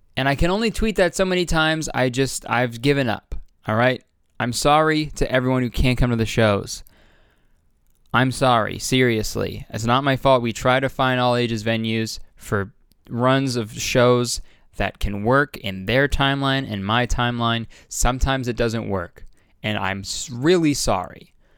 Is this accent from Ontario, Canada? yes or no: yes; Toronto, Ontario, Canada; moved away; I'm doing a show in Toronto, Toronto, Canada, Ontario, my hometown